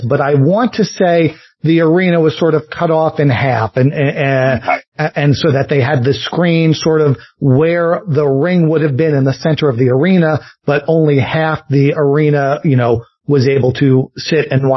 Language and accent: English; New York, United States; moved away as an adult; also born or lived in Philadelphia / Pittsburgh / North Carolina / Nashville; now in Atlanta, United States; I grew up in New York